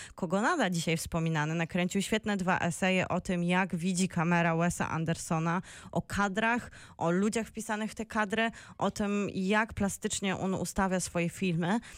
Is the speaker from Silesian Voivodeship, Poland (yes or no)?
yes; Bielsko-Biała, Silesian Voivodeship, Poland; moved away; also born or lived in Wrocław; u mnie w Bielsku